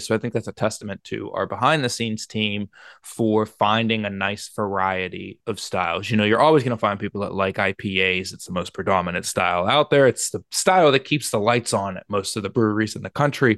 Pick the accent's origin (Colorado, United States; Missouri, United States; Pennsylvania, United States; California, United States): Pennsylvania, United States; Pittsburgh; moving to Pittsburgh, P A. My, my, my hometown